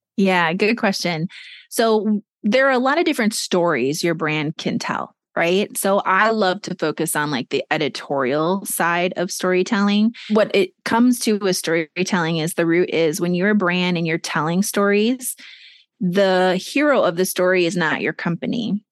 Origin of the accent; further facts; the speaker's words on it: Minnesota, United States; moved away as an adult; also born or lived in New York City / Boston; my home state of Minnesota